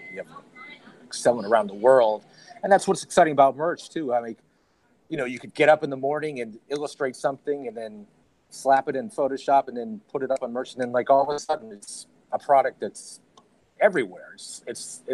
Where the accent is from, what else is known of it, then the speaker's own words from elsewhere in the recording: New York, United States; also born or lived in Las Vegas; now in Los Angeles, United States; I was born in New York. I live in Las Vegas, and then I moved back to New York, and now I live in Los Angeles